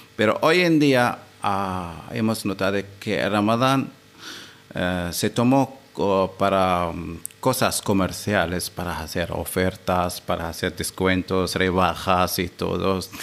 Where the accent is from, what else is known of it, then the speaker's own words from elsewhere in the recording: Seeb, Muscat, Oman; yo soy de Sip, que es una localidad de la capital eh, de Oman, Muscat